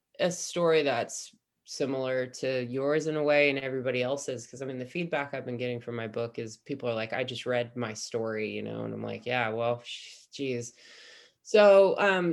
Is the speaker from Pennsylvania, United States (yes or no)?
no; Humboldt County, Northern California, United States; growing up in Humboldt County in Northern California